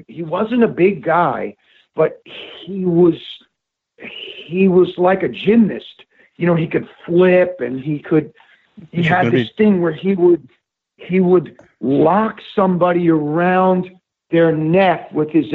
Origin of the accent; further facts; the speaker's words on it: Westchester, New York, United States; I grew up in Westchester, just up from New York City.